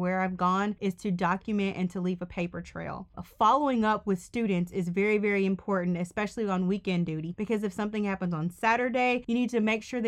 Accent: Mississippi, United States; moved away as an adult; also born or lived in Georgia; I am from Mississippi.

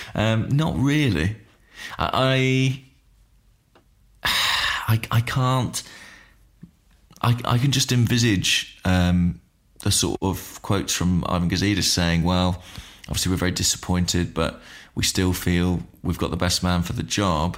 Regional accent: Watford, East of England, United Kingdom; I was born in Watford

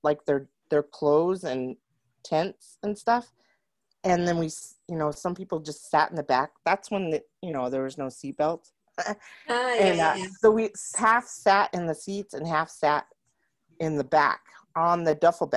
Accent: Roswell, United States; I grew up in Roswell

